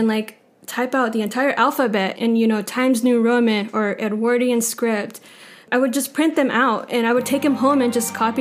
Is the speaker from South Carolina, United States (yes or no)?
yes; Greenville, South Carolina, United States; moved away as an adult; also born or lived in Florida; now in Athens, Georgia, United States; I'm from Greenville, South Carolina. I am in a family of five brothers. I have two sisters. I was born in Florida. We moved to Greenville, South Carolina, right before Greenville started growing.